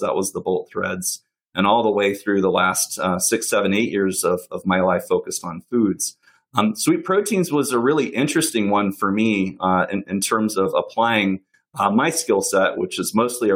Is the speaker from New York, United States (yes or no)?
no; Alabama, United States; growing up in Alabama